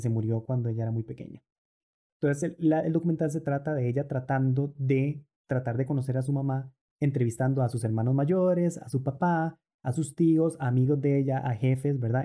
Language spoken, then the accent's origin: Spanish; Costa Rica; also born or lived in Argentina; nuestro país, en Costa Rica